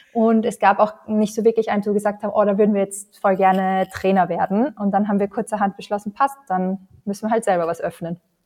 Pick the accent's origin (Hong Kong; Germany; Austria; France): Austria; bei uns in Österreich